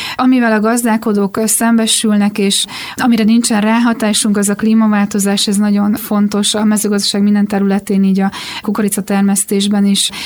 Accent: Békéscsaba, Békés, Hungary; Egyébként én Alföldön születtem, Békés Csabán jártam, aztán a gimnáziumban, és a szüleimnek volt földjük

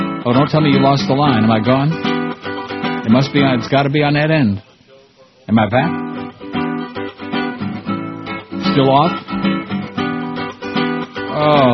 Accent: United States; now in Toronto, Canada; I'm American

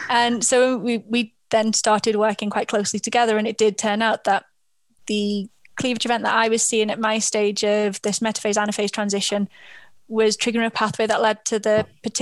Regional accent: Liverpool, North West England, United Kingdom; I'm from Liverpool

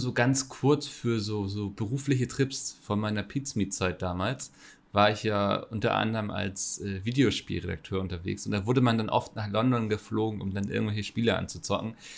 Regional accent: Northern Germany, Germany; Da bin ich ja als Norddeutscher

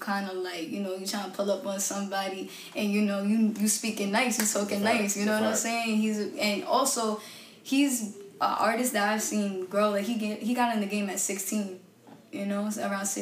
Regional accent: New York City, New York, United States; I'm from Park Slope, Brooklyn. So it's like, you know, that Brooklyn sound, you know, it stuck

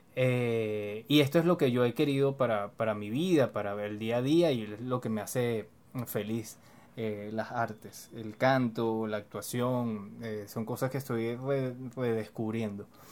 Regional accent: Venezuela

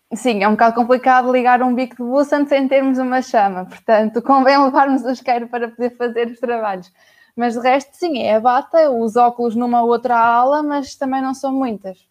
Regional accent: Aveiro, Centro, Portugal; Sou da Aveiro

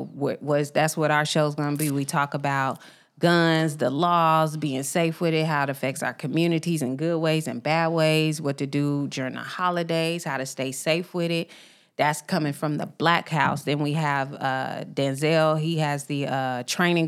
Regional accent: Tacoma, Washington, United States; moved away; also born or lived in Memphis, Tennessee; Growing up on the West Coast, shout out to the East Side of Tacoma

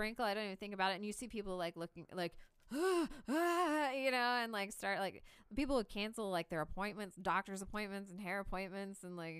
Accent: Kansas City, Missouri, United States; I looked up at him and I was like, I'm from Kansas City

